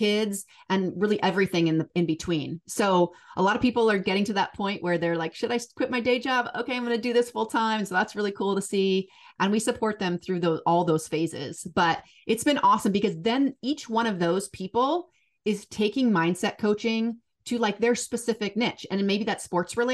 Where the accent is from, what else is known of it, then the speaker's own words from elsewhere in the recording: Seattle, Washington, United States; Born and raised in Seattle